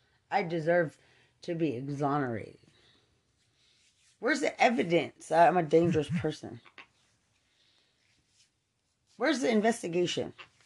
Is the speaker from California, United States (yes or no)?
no; Lubbock, Texas, United States; I'm from Lubbock.